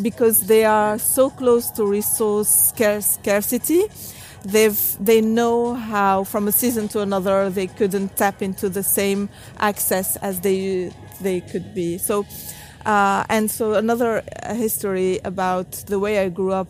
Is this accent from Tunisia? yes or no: yes; Tunisia; I grew up in Tunisia, a country in North Africa